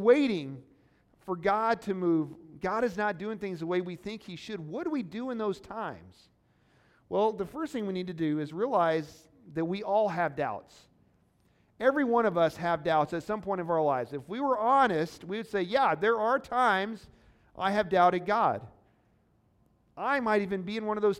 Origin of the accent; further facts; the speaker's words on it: Missouri, United States; Baptist is what I usually say. I'm from Missouri. It's not the proper pronunciation